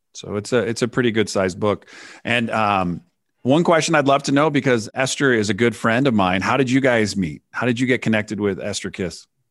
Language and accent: English; San Francisco, California, United States; I grew up in the Bay Area in, in, in California, and up at Nob Hill, which is the top of San Francisco